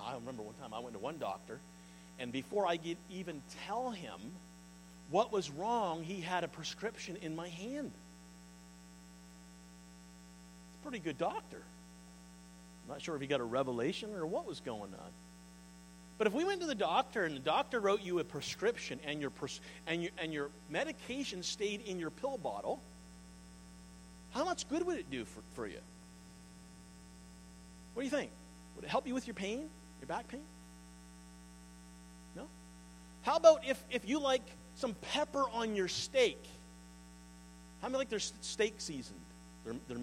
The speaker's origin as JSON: {"language": "English", "area": "the East", "region": "Eastern Canada", "country": "Canada", "also_born_or_lived": "Sussex, New Brunswick", "moved": "yes", "said": "See, I'm from the East."}